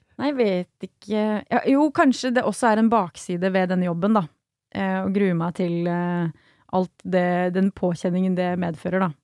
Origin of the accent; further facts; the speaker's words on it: Sørlandet, Agder, Norway; jeg er fra Sørlandet